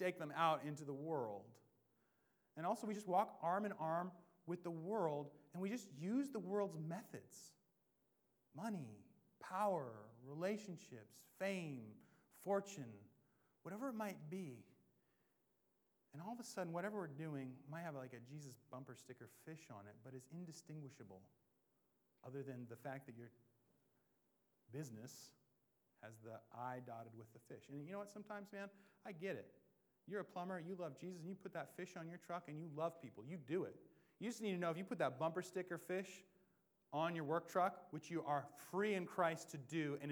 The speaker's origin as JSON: {"language": "English", "region": "Washington", "country": "United States", "tie": "born or raised there", "said": "I grew up in Washington"}